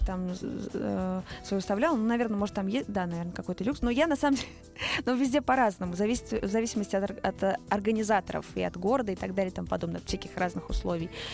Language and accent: Russian; Saratov, Saratov Oblast, Russia; moved away as an adult; now in Moscow, Russia; Я из Саратова, э, живу в Москве пять лет